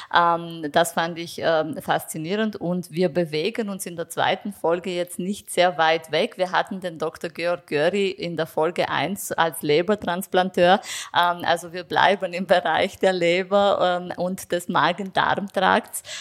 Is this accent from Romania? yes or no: yes; Romania; now in Vienna, Austria; ich komme ursprünglich aus Rumänien